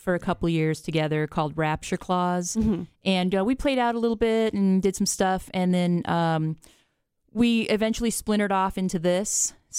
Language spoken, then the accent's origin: English; Los Angeles, California, United States; moved away as an adult; also born or lived in North Carolina; now in Raleigh, United States; I'm from Los Angeles, and I was living out there